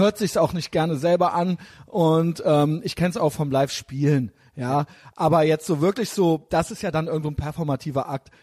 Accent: Emsland, Lower Saxony, Germany; Ich komme ich komme aus dem Emsland

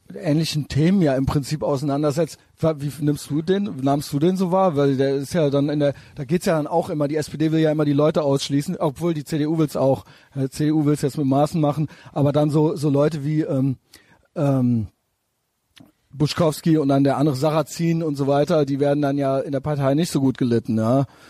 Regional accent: Cologne, North Rhine-Westphalia, Germany; ich selber als Kölner

